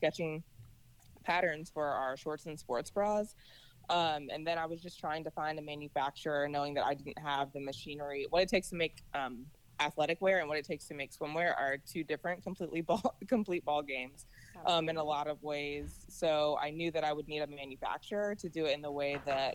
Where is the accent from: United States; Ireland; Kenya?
United States; Virginia; also born or lived in Colorado Springs, Colorado; I grew up in Virginia